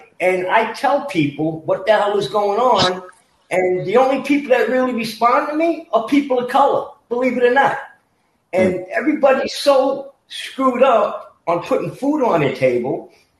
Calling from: New York, United States; I'm calling from New York, and I'm a 68-year-old Vietnam veteran, and I grew up in an Italian family

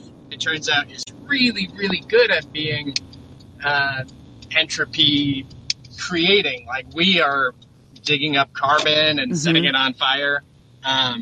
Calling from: Olympia, Washington, United States; I am calling from Olympia, Washington

